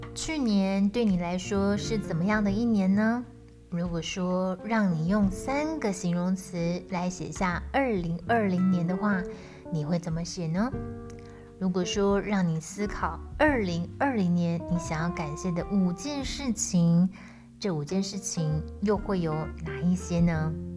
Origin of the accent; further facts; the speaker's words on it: Tainan, Taiwan; also born or lived in Kaohsiung; 我就是不想要离开台南我可爱的小窝